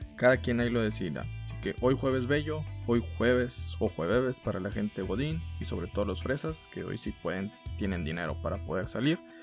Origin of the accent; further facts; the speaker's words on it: Mexico; somos mexicanos